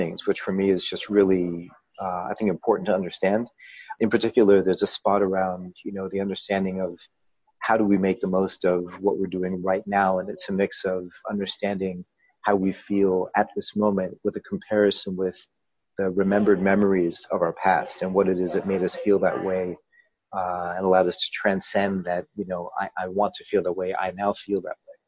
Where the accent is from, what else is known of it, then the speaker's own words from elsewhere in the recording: Colorado, United States; moved away as an adult; also born or lived in Japan / Vietnam; a business back in Colorado where I'm from